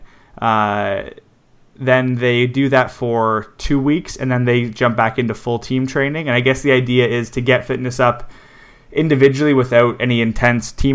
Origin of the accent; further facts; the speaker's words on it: Canada; I'm Canadian